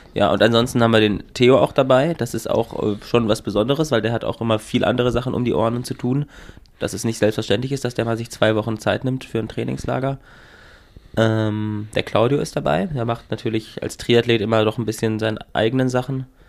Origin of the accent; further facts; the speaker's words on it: Northern Germany, Germany; als Norddeutscher